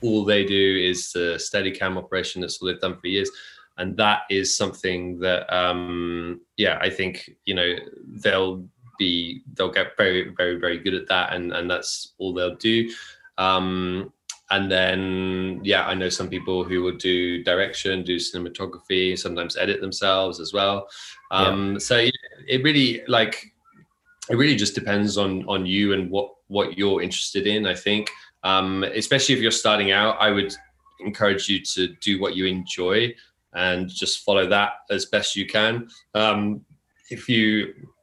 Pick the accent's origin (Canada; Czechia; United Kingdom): United Kingdom; near Oxford, the Cotswolds, South East England; moved away as an adult; now in Tokyo, Japan; I grew up near Oxford in the UK, in the Cotswolds, very small countryside village